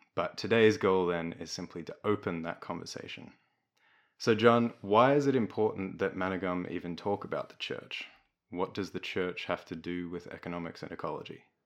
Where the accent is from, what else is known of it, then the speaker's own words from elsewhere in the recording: Melbourne, Victoria, Australia; I grew up in Melbourne.